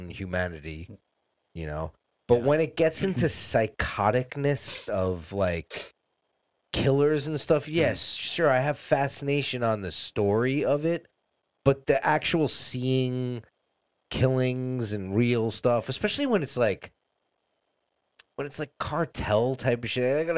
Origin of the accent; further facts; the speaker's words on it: East Coast, United States; now in Los Angeles, United States; growing up on the East Coast